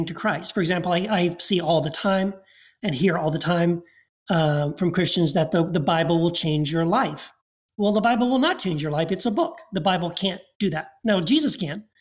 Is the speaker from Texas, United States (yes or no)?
yes; Texas, United States; also born or lived in Tennessee / Eagle Pass, Texas; I was born in Tennessee. Then we moved to Texas